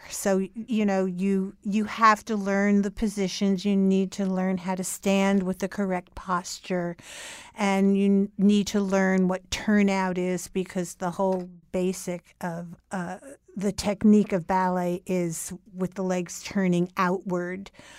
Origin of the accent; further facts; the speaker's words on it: Newark, New Jersey, United States; now in New York, United States; I grew up in Newark, New Jersey, and I lived there until I was 24 years old.